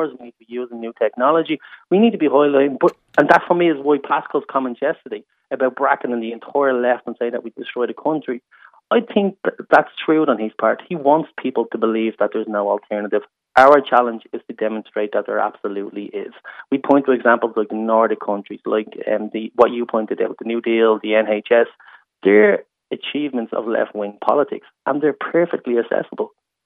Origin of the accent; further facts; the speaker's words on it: Dublin, Leinster, Ireland; I grew up in the North Inner City in a council house